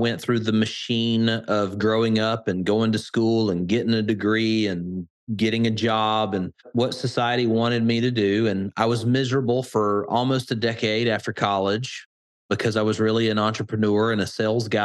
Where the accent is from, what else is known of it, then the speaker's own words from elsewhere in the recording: Birmingham, Alabama, United States; accent: Alabama; my Alabama accent. And I am a Southern guy, born and raised here in Alabama, Birmingham